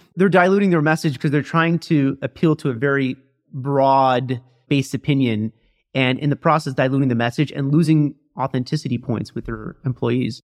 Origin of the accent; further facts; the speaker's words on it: Midwest, United States; moved away as an adult; now in New York City, United States; I was from the Midwest.